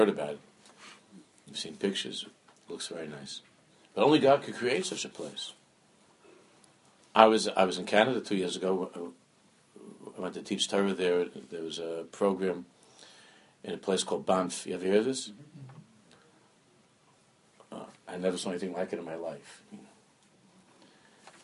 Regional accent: New York City, New York, United States; also born or lived in Washington Heights; I'm from Queens

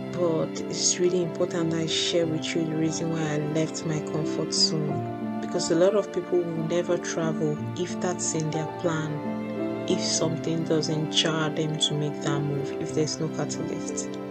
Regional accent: Lagos, Nigeria; moved away as an adult; now in London, United Kingdom; I moved from Lagos to London. I took the last flight out one day in 2021, and I've been here ever since.

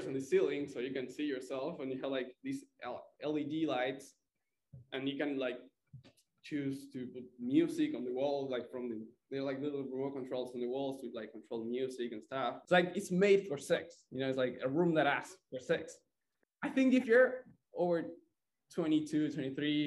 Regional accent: Buenos Aires, Argentina; moved away as an adult; also born or lived in San Luis Obispo, California; now in Santa Barbara, United States; from Argentina, Buenos Aires, and I came here to the States in 2019

